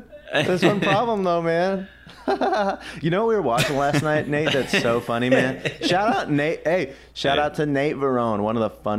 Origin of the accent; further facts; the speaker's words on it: Maryland, United States; In the shadows. In the shadows of Maryland.